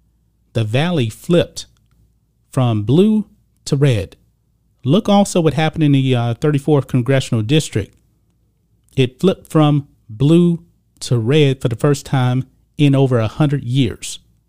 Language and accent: English; Texas, United States; And as you guys know, I'm a Texan. I'm a born and raised Texan. I've actually spent the majority of my life here in Texas, except for my college years and my military years. I'm a lifelong Texan.